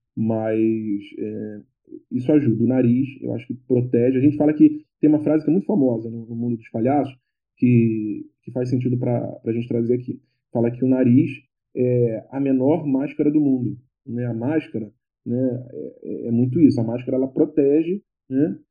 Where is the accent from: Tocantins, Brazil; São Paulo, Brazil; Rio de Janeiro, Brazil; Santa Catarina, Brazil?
Rio de Janeiro, Brazil; eu sou do Rio